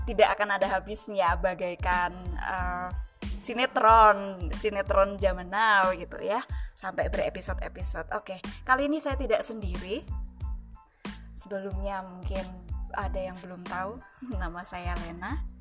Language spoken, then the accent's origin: Indonesian; Java, Indonesia; Kebetulan karena saya Jawa, jadi saya ambil satu contoh saja Jawa supaya saya tahu bahasnya lebih dalam.